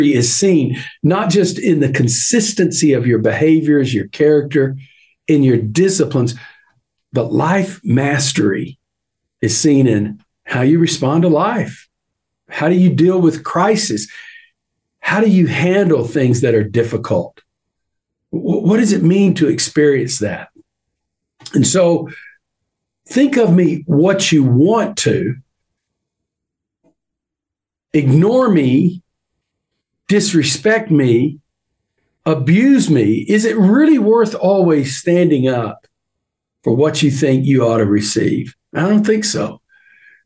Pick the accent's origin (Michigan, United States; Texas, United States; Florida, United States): Texas, United States; I'm a Texan.